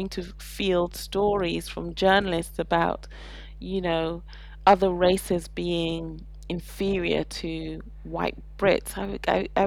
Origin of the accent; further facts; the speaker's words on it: Saudi Arabia; You know, I feel very privileged for the fact that I grew up in Saudi Arabia. My parents had, you know, Arabic fr- Muslim friends, even though they're African Christians